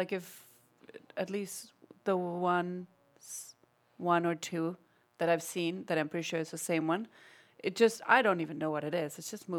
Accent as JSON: {"language": "English", "country": "Argentina", "moved": "yes", "said": "So I'm from Argentina."}